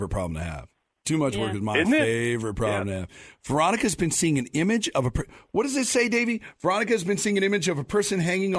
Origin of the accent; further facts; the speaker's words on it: Monroe, Washington, United States; I'm from Monroe.